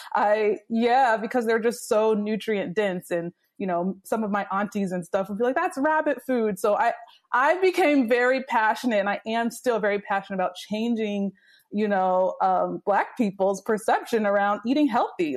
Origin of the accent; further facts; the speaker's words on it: Virginia, United States; moved away as an adult; also born or lived in Washington, D.C.; I grew up in Virginia, a small town in Virginia